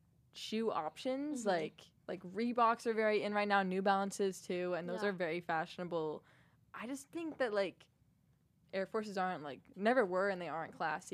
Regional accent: New Jersey, United States; now in California, United States; Oh, I'm from New Jersey. Like, right outside

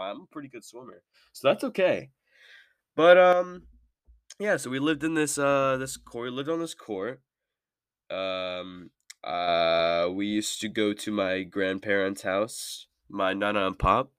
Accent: Merced, California, United States; I'm from Merced, California. I'm sixteen.

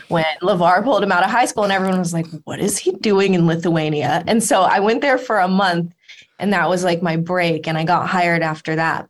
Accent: Los Angeles, California, United States; I grew up in Los Angeles

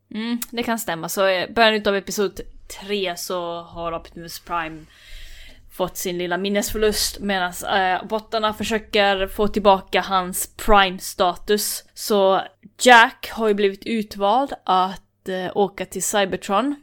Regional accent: Finland; jag är ändå finne

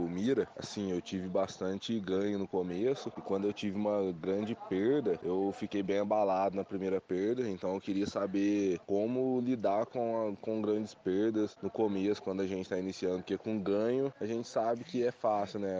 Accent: Cruzeiro, São Paulo, Brazil; sou de Cruzeiro aqui, Cruzeiro São Paulo

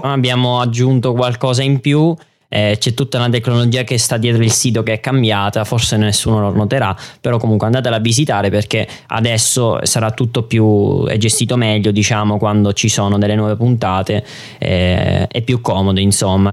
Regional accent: Italy; noi italiani

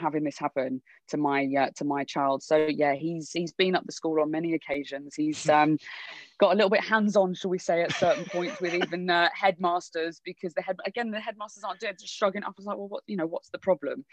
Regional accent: Wolverhampton, West Midlands, United Kingdom; also born or lived in Birmingham / London; born and bred in in Birmingham, but grew up in Wolves

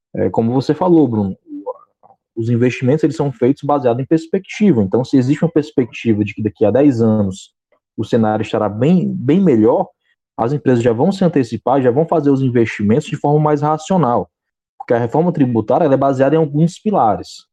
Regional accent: Fortaleza, Ceará, Brazil; eu sou de Fortaleza, Ceará

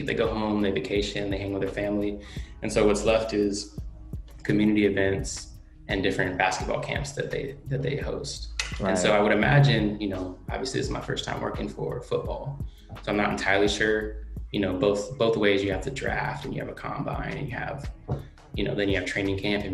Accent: Oakland, California, United States; I grew up in Oakland

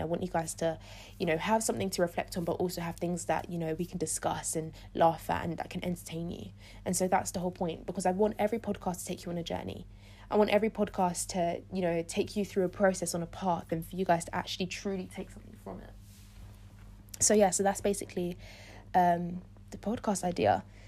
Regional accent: London, United Kingdom; I was born in London. I've grown up in London my whole life

